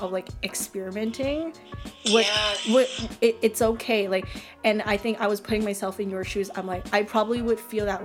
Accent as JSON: {"language": "English", "country": "Canada", "tie": "born or raised there", "said": "I'm a Canadian born Asian"}